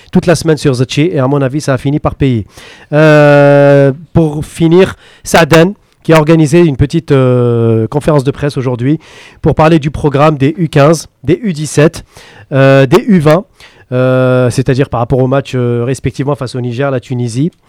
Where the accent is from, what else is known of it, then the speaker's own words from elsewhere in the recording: the West, western Algeria, Algeria; chez nous, à l'Ouest